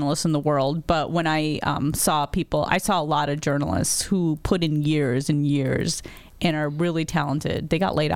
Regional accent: Chicago, Illinois, United States; I was born in Chicago, raised in, you know, the northern suburbs.

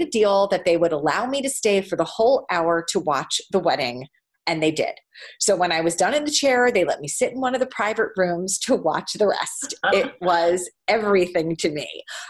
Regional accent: New York City, New York, United States; I grew up in New York City

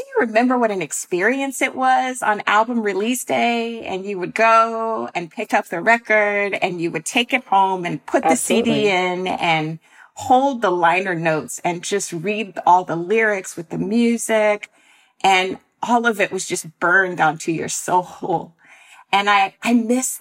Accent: North Florida, United States; I'm from North Florida

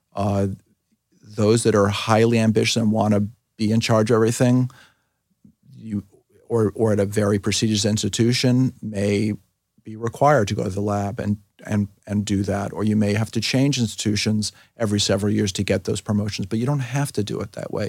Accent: New York City, New York, United States; moved away as an adult; now in Philadelphia, United States; I grew up in New York City

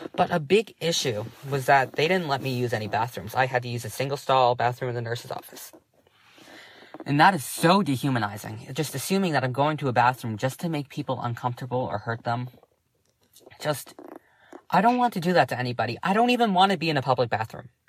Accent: Massachusetts, United States; I'm 16 years old. I'm from Massachusetts

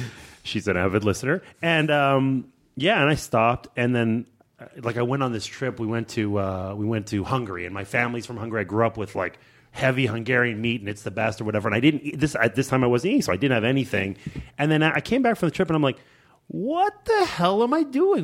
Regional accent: Montreal, Quebec, Canada; I grew up in Montreal

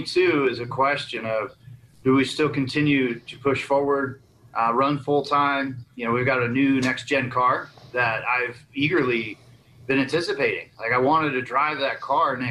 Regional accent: Las Vegas, Nevada, United States; my hometown and that place that I saw built from the ground up

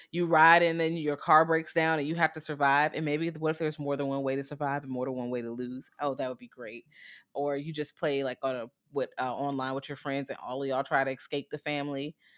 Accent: United States; I'm American

